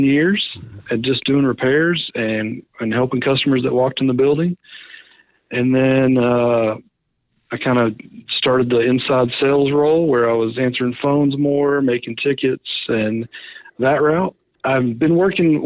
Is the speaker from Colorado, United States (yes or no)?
no; Wichita Falls, Texas, United States; I grew up right here in Wichita Falls, Texas, born and raised. I've been here my whole life.